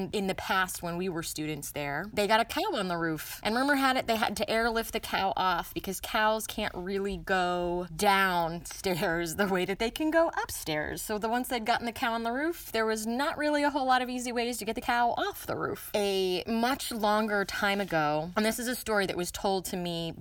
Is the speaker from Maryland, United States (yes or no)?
yes; Maryland, United States; this high school is in what is now very definitely suburban D.C. Not actually in D.C., but in Maryland